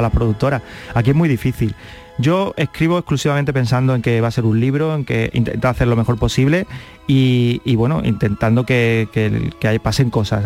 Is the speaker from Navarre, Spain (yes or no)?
no; Carmona, Andalusia, Spain; born or raised there; also born or lived in Seville